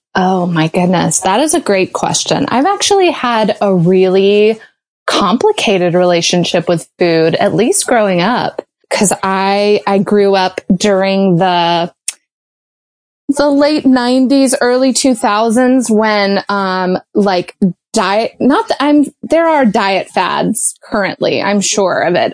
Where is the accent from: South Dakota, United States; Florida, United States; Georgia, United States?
Georgia, United States; moved away; also born or lived in Chicago; I grew up in Georgia